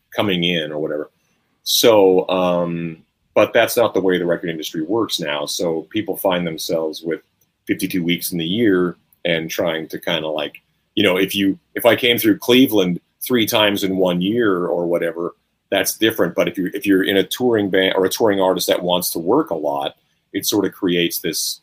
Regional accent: Canada; I'm Canadian

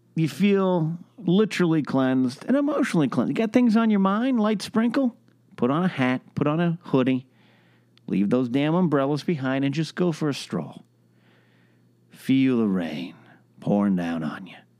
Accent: Arroyo Grande, California, United States; moved away; my hometown, my home area, Pismo Beach, Arroyo Grande, San Luis, we call ourselves the Central Coast

